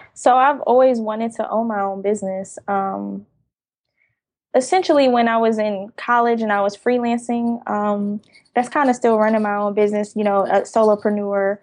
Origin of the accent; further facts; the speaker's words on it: Jersey City, New Jersey, United States; now in Atlanta, United States; I currently live in Atlanta, but I'm originally from Jersey City, New Jersey. I grew up in a very dense, populated area